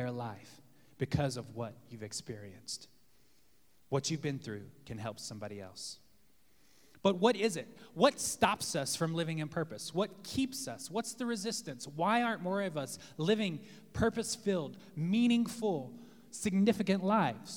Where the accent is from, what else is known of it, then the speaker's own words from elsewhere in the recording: the South, United States; now in New York City, United States; Growing up in the South